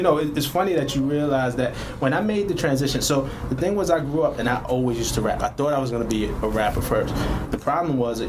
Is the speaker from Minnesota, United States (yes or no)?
no; New York City, New York, United States; I'm from Flatbush, Brooklyn.